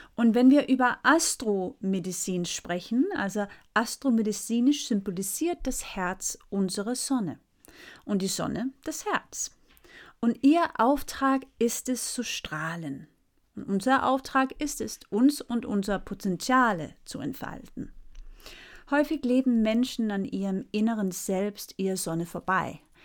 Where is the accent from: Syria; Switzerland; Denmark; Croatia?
Denmark; ich bin ja Dänin und in Dänemark nennen wir das Hüge